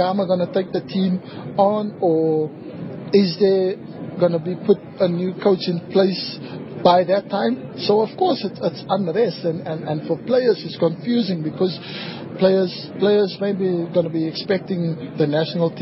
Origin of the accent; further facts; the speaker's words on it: South Africa; I'm a South African